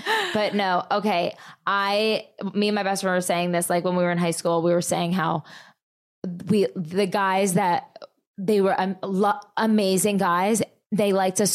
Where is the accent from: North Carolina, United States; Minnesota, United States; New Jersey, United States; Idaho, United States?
New Jersey, United States; now in Dallas, United States; I come from Jersey